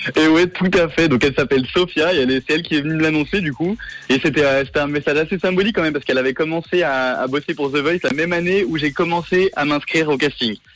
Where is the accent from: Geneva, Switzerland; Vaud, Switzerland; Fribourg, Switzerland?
Geneva, Switzerland; moved away as an adult; now in Paris, France; je suis né à Genève, j'y ai grandi jusqu'à mes vingt et un ans, et ensuite, je suis parti à Paris